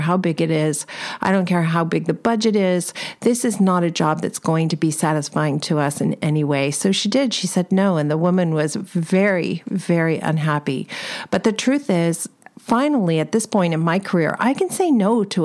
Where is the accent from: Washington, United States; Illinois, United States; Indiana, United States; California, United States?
California, United States; Los Angeles; I'm from Los Angeles